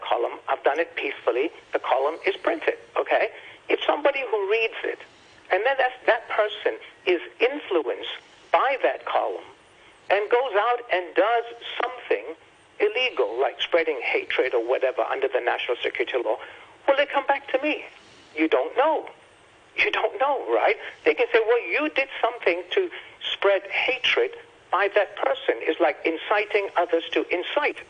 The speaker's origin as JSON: {"language": "English", "country": "United States", "moved": "yes", "lives_now": "Hong Kong", "said": "I'm an American"}